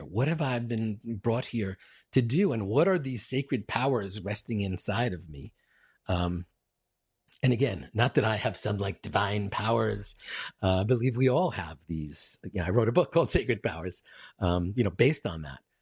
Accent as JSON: {"language": "English", "town": "New York City", "region": "New York", "country": "United States", "tie": "born or raised there", "said": "I'm from Queens, uh, Queens, New York."}